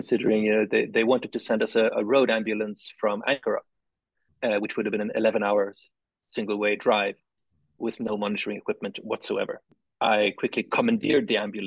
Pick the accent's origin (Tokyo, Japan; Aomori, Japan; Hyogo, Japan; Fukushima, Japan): Tokyo, Japan; I grew up in Tokyo.